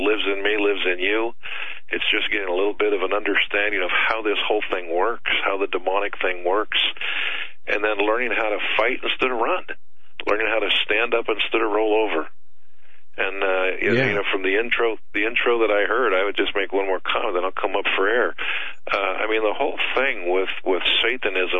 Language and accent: English; Nebraska, United States; I was born in Nebraska